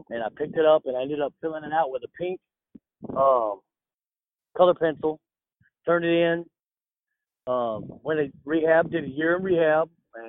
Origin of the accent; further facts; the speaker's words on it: Los Angeles, California, United States; born there; So I was born in Los Angeles, California. I was actually born in an earthquake in Los Angeles, California.